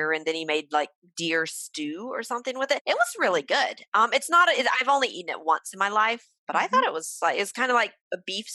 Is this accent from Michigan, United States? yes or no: no; South Mississippi, United States; I'm from Mississippi, South Mississippi, just quite near Louisiana